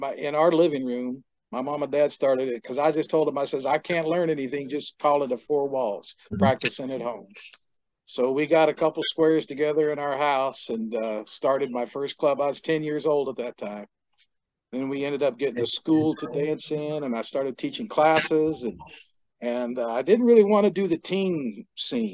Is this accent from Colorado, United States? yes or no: no; Sacramento, California, United States; I'm originally from Sacramento, California. I was born and raised there